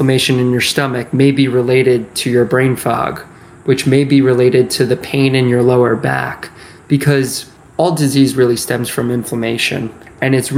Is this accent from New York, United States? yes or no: yes; Westchester, New York, United States; I grew up in Westchester, New York, just north of the city